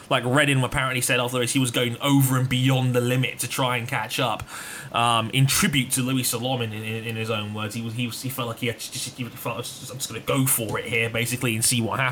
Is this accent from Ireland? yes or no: no; England, United Kingdom; I'm English.